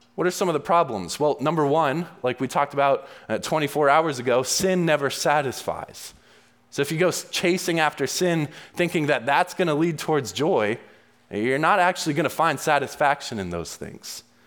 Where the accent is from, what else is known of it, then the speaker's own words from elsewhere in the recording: New England, United States; I grew up in the New England area and I loved skiing